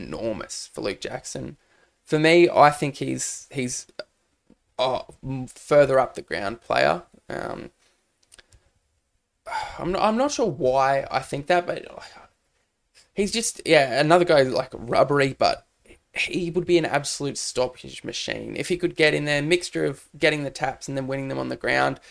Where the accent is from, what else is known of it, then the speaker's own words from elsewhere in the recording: Cairns, Queensland, Australia; I'm from Cairns